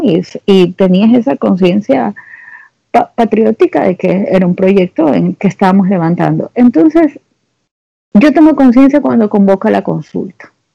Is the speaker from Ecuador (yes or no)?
yes; Guayaquil, Guayas, Ecuador; como yo soy de Guayaquil